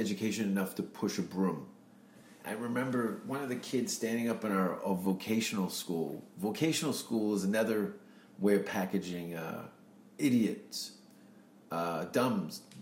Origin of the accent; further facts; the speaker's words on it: Hamilton, Ontario, Canada; moved away as an adult; also born or lived in Vancouver; I was born in Hamilton, Ontario, which is about 40 minutes from Toronto, near Niagara Falls, 1971. And then I moved in 93 to Vancouver